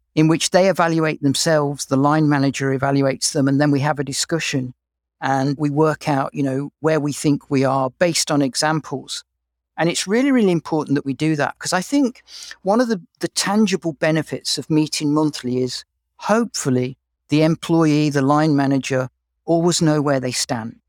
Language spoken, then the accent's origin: English; England, United Kingdom; accent: English; moved away as an adult; now in Canada; You can probably tell from my accent that I'm English